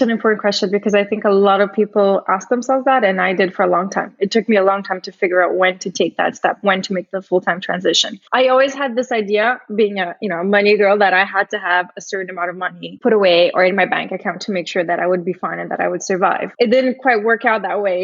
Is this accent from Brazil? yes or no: yes; Brazil; moved away; I originally I'm from Brazil. I grew up, I was raised and grew up in Brazil.